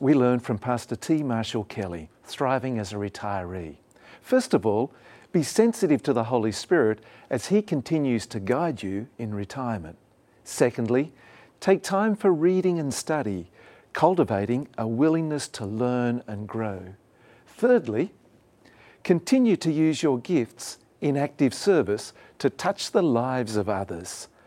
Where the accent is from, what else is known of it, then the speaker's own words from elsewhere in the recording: Australia; moved away; my home country of Australia